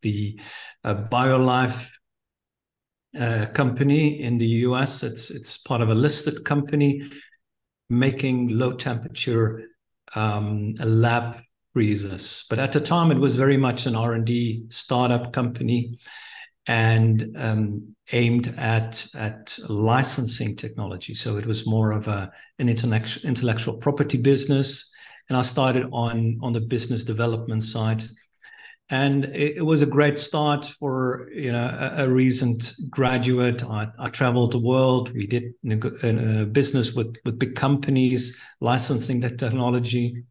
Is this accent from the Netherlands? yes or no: yes; Netherlands; moved away as an adult; now in Mozambique; I'm born and raised in the Netherlands